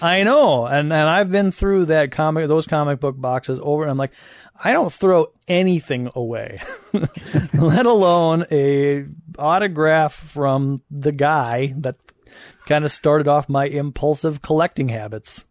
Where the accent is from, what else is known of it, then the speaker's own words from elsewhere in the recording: Madison, Wisconsin, United States; Madison, my hometown